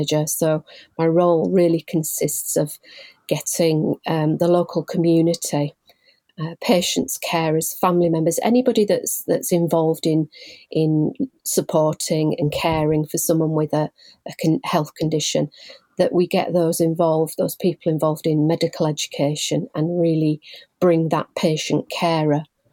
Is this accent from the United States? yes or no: no; Leeds, Yorkshire and the Humber, United Kingdom; also born or lived in Bradford; I'm originally born and bred in Leeds